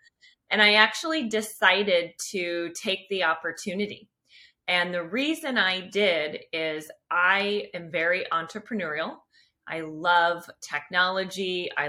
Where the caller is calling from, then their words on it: California, United States; I'm joining from the San Francisco Bay Area. So, beautiful, warm, sunny weather today.